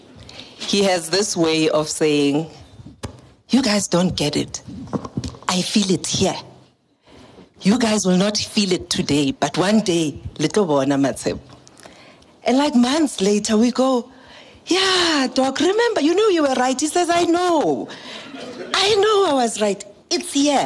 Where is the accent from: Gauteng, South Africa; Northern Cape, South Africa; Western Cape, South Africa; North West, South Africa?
Gauteng, South Africa; Daveyton; I'm from Daveyton